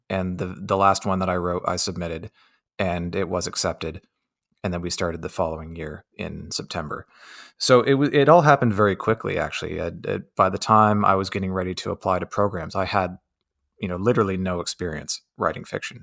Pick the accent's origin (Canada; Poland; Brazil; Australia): Canada; Windsor, Ontario; I grew up on America's doorstep